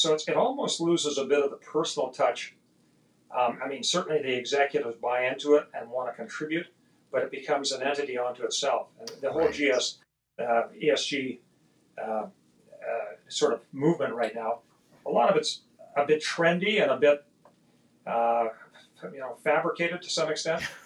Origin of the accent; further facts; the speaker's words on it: Edmonton, Alberta, Canada; also born or lived in London, England; took me in her arms, and I was six months old, to Canada, where my dad lived in Edmonton, Alberta.